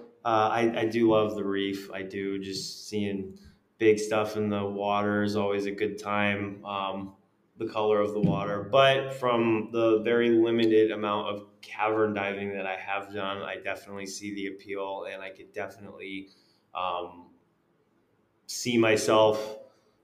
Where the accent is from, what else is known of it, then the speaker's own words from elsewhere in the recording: Texas, United States; we're from Texas